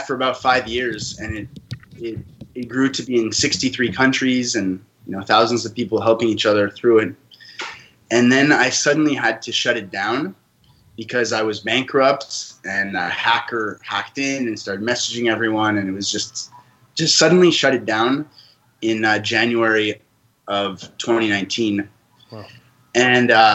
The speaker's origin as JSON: {"language": "English", "country": "Canada", "tie": "born or raised there", "also_born_or_lived": "France", "moved": "yes", "lives_now": "Costa Rica", "said": "I live in Costa Rica, and I was born in France and grew up in Canada"}